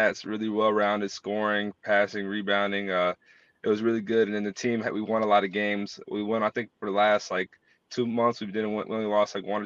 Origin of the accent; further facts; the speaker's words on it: North Carolina, United States; moved away as an adult; also born or lived in Texas; I'm from North Carolina, the state that is where Wake Forest is.